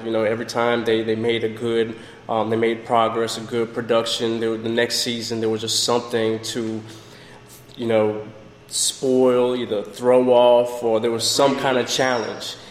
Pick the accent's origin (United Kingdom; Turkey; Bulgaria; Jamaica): Jamaica; also born or lived in northern United States; now in Florida, United States; originally I'm from Jamaica